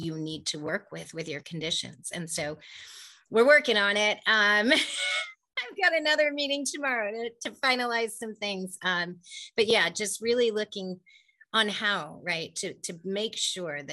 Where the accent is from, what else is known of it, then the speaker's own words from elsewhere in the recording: Silicon Valley, California, United States; I grew up in the Silicon Valley. I was born and raised here